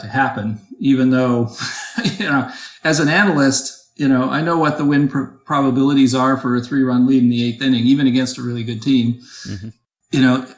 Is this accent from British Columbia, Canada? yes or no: no; Toronto, Ontario, Canada; moved away as an adult; now in Boston, United States; I actually grew up in the Toronto area and moved to Boston when I was 25.